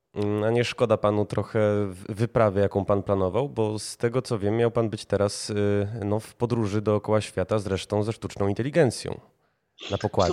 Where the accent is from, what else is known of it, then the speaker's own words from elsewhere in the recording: Kraków, Lesser Poland, Poland; sam jestem Krakusem